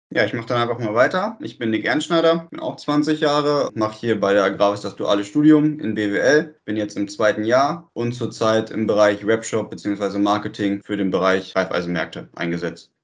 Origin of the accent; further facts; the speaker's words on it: Bahndorf, Germany; in Bahndorf, also auch in der Stadt, wo ich herkomme